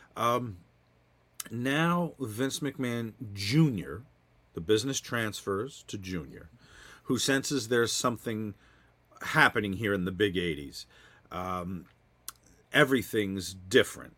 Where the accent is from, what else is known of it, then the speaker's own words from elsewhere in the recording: New Jersey, United States; I grew up in New Jersey